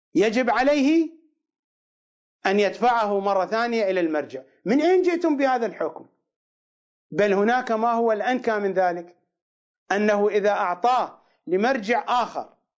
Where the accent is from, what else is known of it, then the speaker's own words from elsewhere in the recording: Iraq; accent: Iraqi; بلهجتنا العراقيه